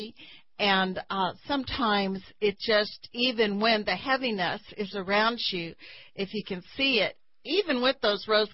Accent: Texas, United States; as a Texan

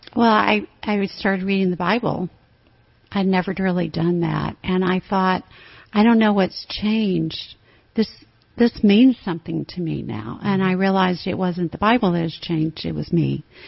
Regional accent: Tennessee, United States; moved away as an adult; also born or lived in Alabama / Minneapolis; now in Austin, United States; I grew up in Tennessee

